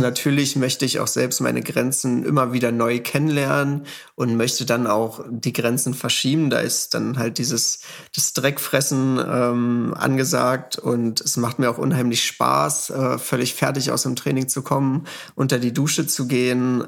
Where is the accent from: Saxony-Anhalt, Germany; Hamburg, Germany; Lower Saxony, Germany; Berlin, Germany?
Saxony-Anhalt, Germany; hier bei uns in Sachsen-Anhalt